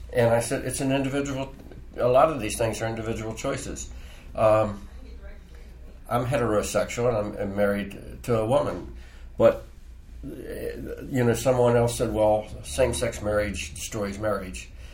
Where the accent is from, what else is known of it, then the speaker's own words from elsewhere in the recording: Frederick, Maryland, United States; I was born on Market Street, grew up in Frederick.